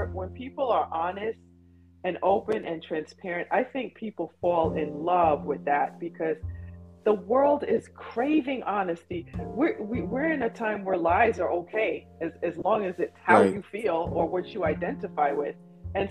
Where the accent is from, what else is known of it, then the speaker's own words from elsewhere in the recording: England, United Kingdom; now in United States; I was born in England and my parents are mixed and Caribbean